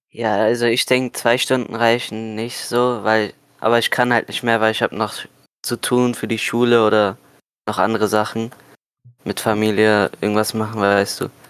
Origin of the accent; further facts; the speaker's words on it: Germany; Ich komme aus Deutschland